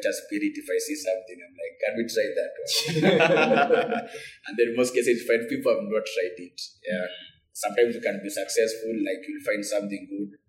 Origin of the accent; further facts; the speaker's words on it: Nairobi, Kenya; Okay, so I come from Nairobi. I live in Nairobi.